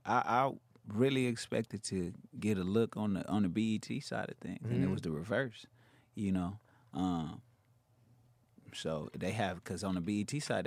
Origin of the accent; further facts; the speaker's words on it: West Coast, United States; I'm from the West.